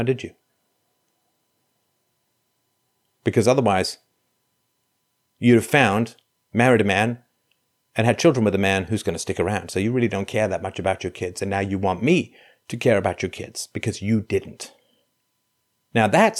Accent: England, United Kingdom; moved away; I grew up in England

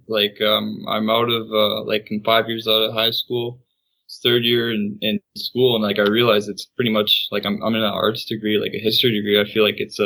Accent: Winnipeg, Manitoba, Canada; growing up in Winnipeg

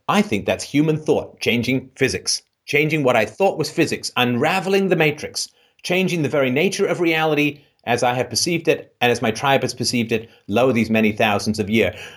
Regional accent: England, United Kingdom; I grew up in England

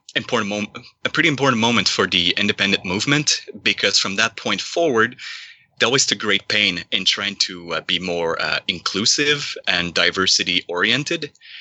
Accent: Quebec, Canada; And frankly, once again, it might be because I'm from Quebec, but I can feel that in the last 15 years, even that sense of identity just started crumbling.

